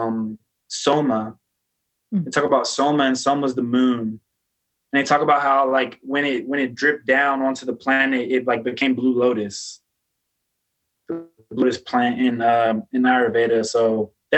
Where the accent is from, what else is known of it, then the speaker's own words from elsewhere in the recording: Philadelphia, Pennsylvania, United States; I grew up in Philadelphia in the hood